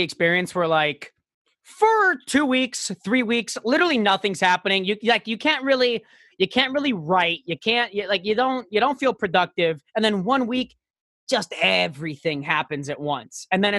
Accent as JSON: {"language": "English", "region": "Florida", "country": "United States", "said": "I'm from South Florida."}